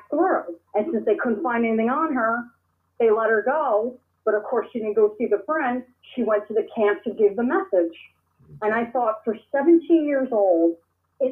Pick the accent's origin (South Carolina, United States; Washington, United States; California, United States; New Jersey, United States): New Jersey, United States; Toms River; I was born and raised in Toms River, New Jersey